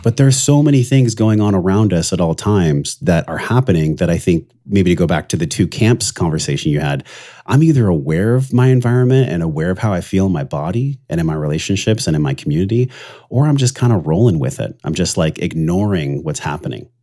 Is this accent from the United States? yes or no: yes; La Mesa, California, United States; I grew up in East County, La Mesa, which was, like, geriatric ward